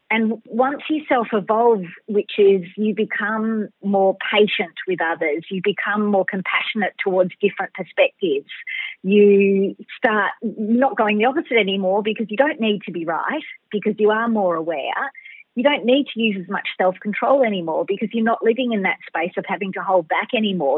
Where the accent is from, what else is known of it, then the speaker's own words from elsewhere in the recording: Melbourne, Victoria, Australia; I'm a Bayside chick, a Melbourne girl. So I was born in Melbourne City, but I've pretty much lived by the water the whole time.